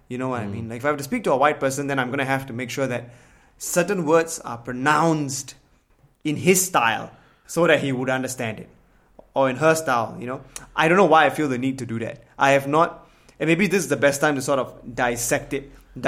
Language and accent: English; Singapore; English is a second language; I grew up in Singapore.